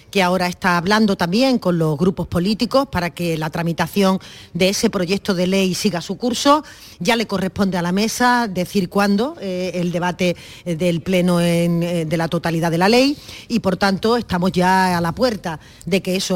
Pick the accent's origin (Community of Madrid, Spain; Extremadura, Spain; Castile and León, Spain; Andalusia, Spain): Andalusia, Spain; Bueno, pues entonces ahí creo yo que es muy importante que nosotros nos expresemos como andaluces y tengamos la capacidad de sentirnos orgullosos